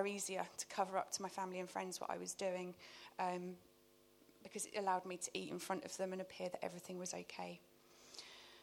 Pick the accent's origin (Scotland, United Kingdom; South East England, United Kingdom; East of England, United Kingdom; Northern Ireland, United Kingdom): East of England, United Kingdom; Luton; moved away; my hometown of Luton